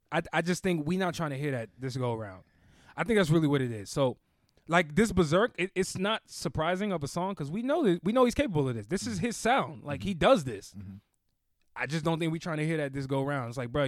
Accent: Newark, New Jersey, United States; I'm from the Brick City, you know what I mean?

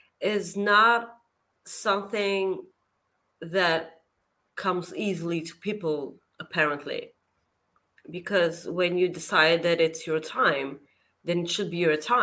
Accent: Bulgaria; Also, Kenny, I'm from Bulgaria. Google it.

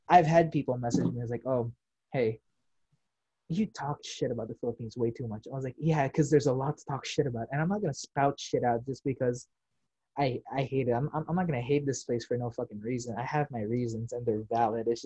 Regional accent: United States; I am, you know, I'm Filipino American given. Uh, it's just the fact that I didn't grow up here, so I'm not used to the toxicity.

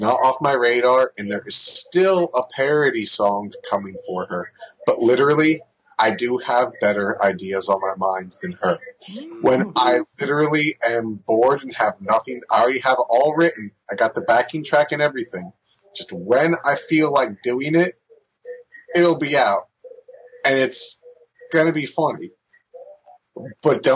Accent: New Jersey, United States; also born or lived in San Diego, California; I was born in California, but I was raised in New Jersey

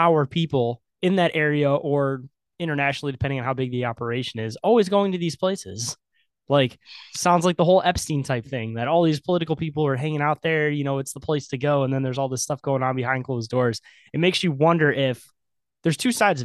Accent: Michigan, United States; I'm from Michigan

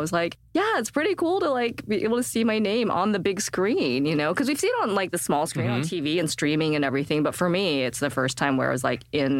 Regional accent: Utah, United States; moved away; I was born and raised in Utah. It's a very, like, growing up, it's a great place. As a kid, it felt like a great place to grow up

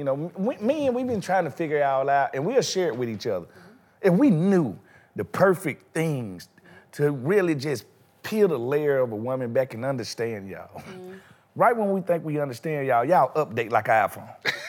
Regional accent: Mississippi, United States; I'm from Mississippi.

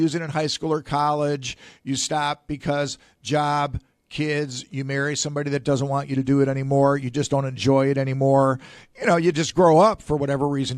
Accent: Ohio, United States; now in Florida, United States; I'm from Ohio

